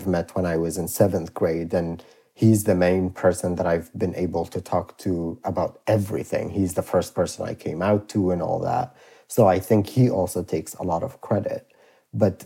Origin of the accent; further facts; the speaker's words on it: Iraq; when I was a kid and growing up in Iraq